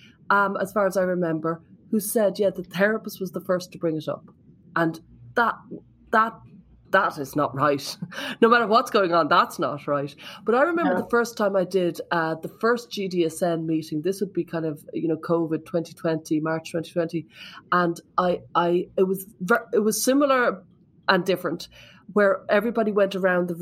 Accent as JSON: {"language": "English", "country": "Ireland", "said": "I'm there from Ireland"}